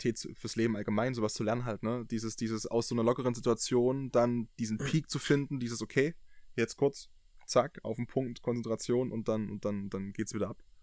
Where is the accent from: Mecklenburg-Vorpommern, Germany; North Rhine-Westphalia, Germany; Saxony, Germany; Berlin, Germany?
Saxony, Germany; near Dresden; ich komme ja aus der Nähe von Dresden